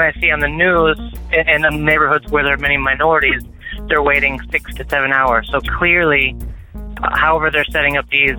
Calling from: Garland, Texas, United States; I'm calling from Garland, Texas.

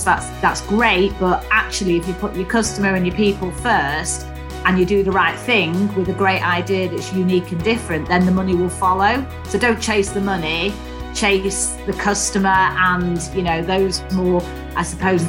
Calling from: Swansea, Wales, United Kingdom; Well, I'm actually down in South Wales, Ian. So, yeah, down in Swansea.

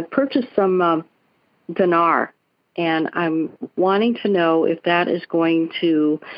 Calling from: Sarasota, Florida, United States; Oh, I'm Sarasota

